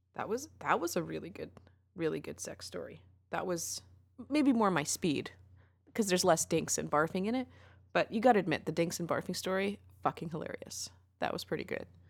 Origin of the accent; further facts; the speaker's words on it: Canada; What are good things about being Canadian? Oh, yeah, free healthcare.